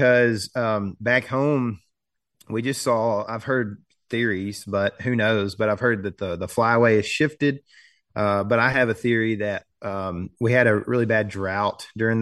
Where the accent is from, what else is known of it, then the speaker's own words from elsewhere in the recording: Texas, United States; there wasn't really the hydrilla and coontail moss that we had growing up in Lake Fork, which in my opinion affected the fishing.